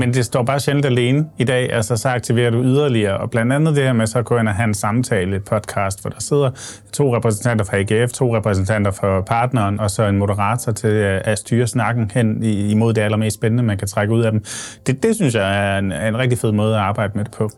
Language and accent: Danish; Odense, Southern Denmark, Denmark; jeg kommer fra Odense